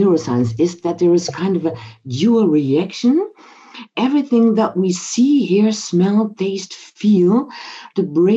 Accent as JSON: {"language": "English", "country": "Netherlands", "said": "as we are both from the Netherlands"}